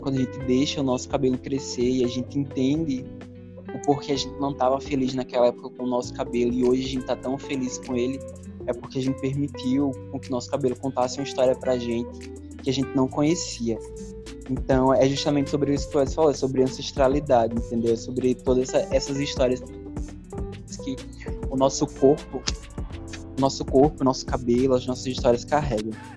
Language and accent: Portuguese; Natal, Rio Grande do Norte, Brazil; eu sou daqui de Natal mesmo